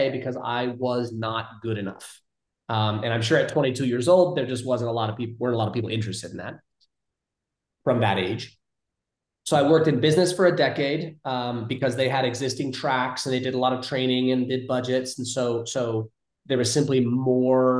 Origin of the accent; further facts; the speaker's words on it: California, United States; moved away as an adult; also born or lived in Ohio; growing up in California